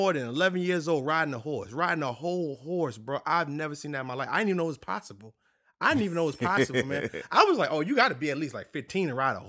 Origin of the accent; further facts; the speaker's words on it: New York, United States; now in Louisiana, United States; Now, I'm a city boy. You know what I'm saying? I'm from New York, you know what I mean? And you know, being in Louisiana and being down here is a whole different thing for me.